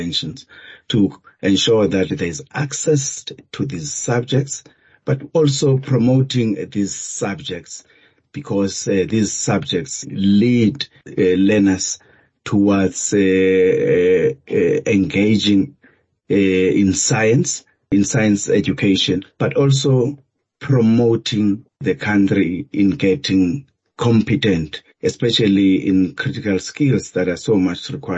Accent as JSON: {"language": "English", "country": "Lesotho", "tie": "born or raised there", "also_born_or_lived": "Kagiso, South Africa", "said": "I was born in Kagiso, but raised in many places. I was raised in Lesotho by my grandparents. And I studied in the Eastern Cape and the Western Cape, especially tertiary level."}